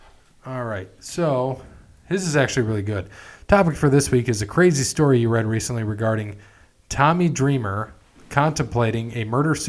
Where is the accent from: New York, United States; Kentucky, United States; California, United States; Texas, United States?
New York, United States; I'm from New York. What do you mean, Guns Welcome?